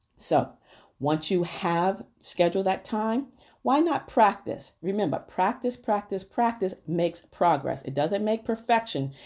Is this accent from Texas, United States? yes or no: no; New Rochelle, New York, United States; I grew up in Neuracial and the projects in Neuracial, New York, and I lived at fifty-one Winthrop Avenue